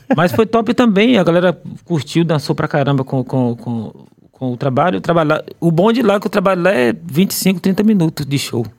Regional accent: Bahia, Brazil; não sou de Salvador, mas sou baiano

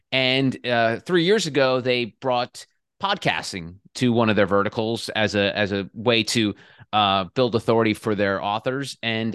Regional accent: New Jersey, United States; So I grew up in the New Jersey suburbs, about 15 miles from Midtown Manhattan.

